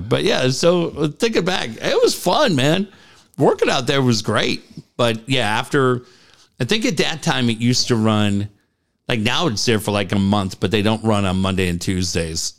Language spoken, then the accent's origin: English; Cardiff, California, United States; also born or lived in San Diego / London; Growing up in Cardiff